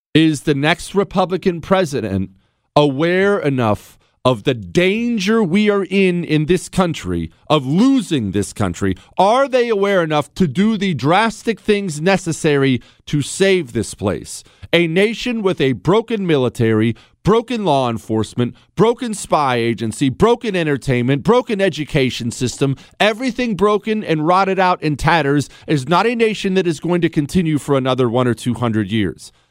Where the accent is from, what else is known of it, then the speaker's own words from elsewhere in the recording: United States; As an American